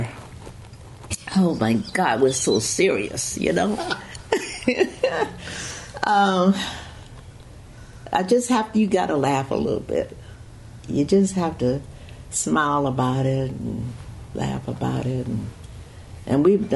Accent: Fort Worth, Texas, United States; I was born in Fort Worth, Texas

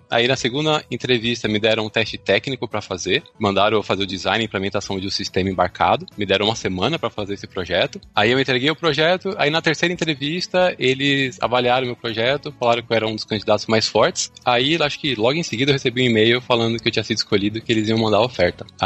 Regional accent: São Caetano do Sul, São Paulo, Brazil; also born or lived in Fortaleza; now in Netherlands; Então, cara, eu sou meio nômade. Eu sou do ABC Paulista, de São Caetano do Sul. Sou sul-san caetanense

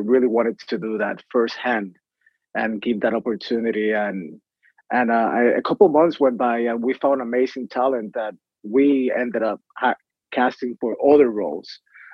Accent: San Juan, Puerto Rico; English is a second language; I am born and raised in Puerto Rico, from the city of Santurce in the capital.

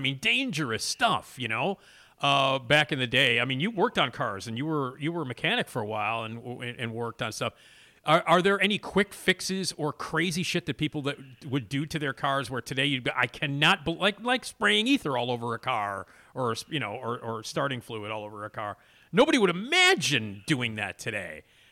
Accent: Chicago, Illinois, United States; you and I are the same age. We grew up in Chicago

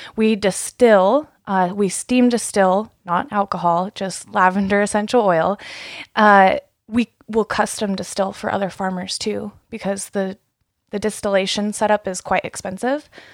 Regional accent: East Wenatchee, Washington, United States; also born or lived in George, Washington; I grew up in East Wenatchee, and we would spend our summers driving out here working on our apple and cherry orchards

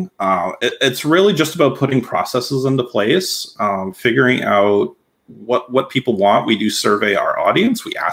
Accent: Massachusetts, United States; I worked local journalism at a local newspaper where I grew up in Massachusetts

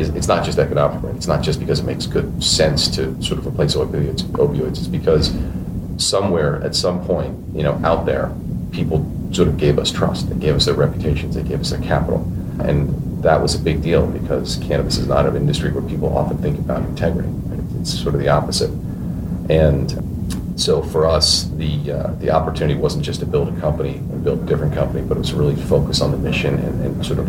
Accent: Maryland, United States; I grew up in Maryland.

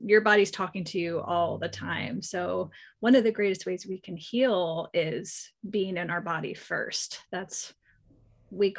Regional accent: East Coast, United States; moved away as an adult; also born or lived in California; I grew up on the East Coast

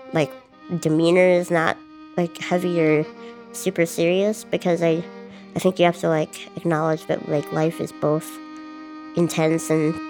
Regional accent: Duluth, Minnesota, United States; I'm from Duluth, Minnesota

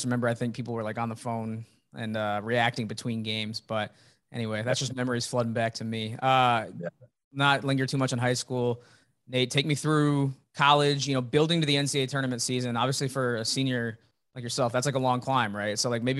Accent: Champaign, Illinois, United States; I'm a Central Illinois guy too.

